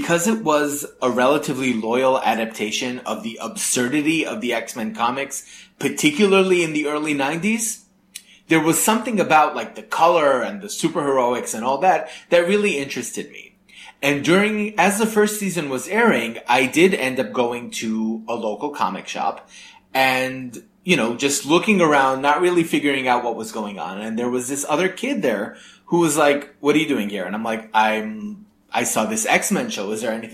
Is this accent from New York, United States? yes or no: yes; New York, United States; I grew up in New York